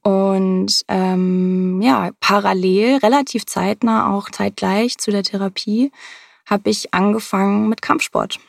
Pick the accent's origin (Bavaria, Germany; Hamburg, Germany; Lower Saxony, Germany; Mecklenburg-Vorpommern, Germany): Hamburg, Germany; aus Hamburg. Ich bin auch hier geboren, ähm, habe fast mein ganzes Leben lang hier gelebt